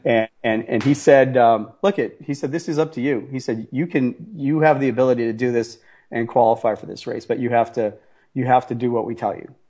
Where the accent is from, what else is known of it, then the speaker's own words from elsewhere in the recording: Boston, Massachusetts, United States; I'm an Italian from Boston